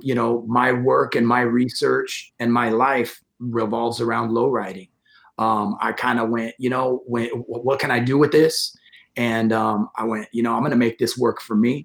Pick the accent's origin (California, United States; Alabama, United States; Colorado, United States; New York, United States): California, United States; Modesto; moved away as an adult; also born or lived in San Francisco, California / Redwood City, California / South San Francisco, California; now in San Mateo, United States; I was born and raised in Modesto, California. And I've been living in the Bay Area since 1998